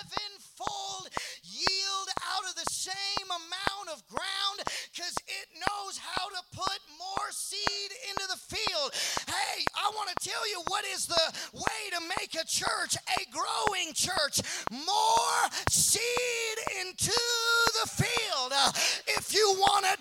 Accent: Seattle, Washington, United States; I'm from Seattle

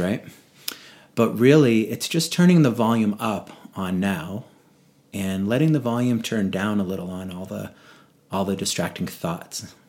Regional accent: Boston, Massachusetts, United States; moved away as an adult; now in Vail, United States; in New England where I grew up in Boston area

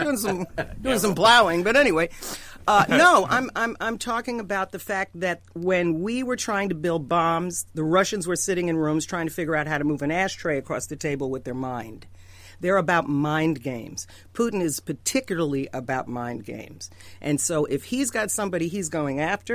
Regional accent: New York, United States; I grew up in New York.

